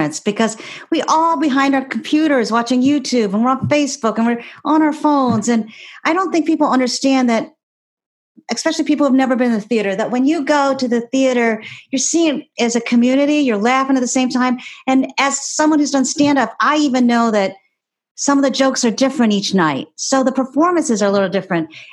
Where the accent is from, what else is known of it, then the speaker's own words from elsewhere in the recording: Ohio, United States; I grew up in Ohio, a swing state